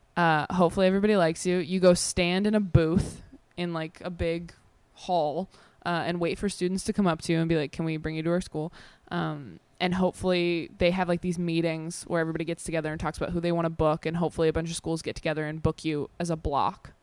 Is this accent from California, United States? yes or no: yes; Temecula, California, United States; also born or lived in Modesto, California; I grew up in Modesto, and then we moved to Temecula